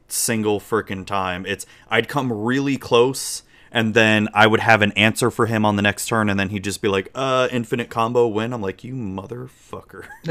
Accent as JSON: {"language": "English", "region": "Florida", "country": "United States", "tie": "born or raised there", "accent": "southern drawl", "said": "I was born in Florida, so I was y, Southern raised, but with Yankee parents"}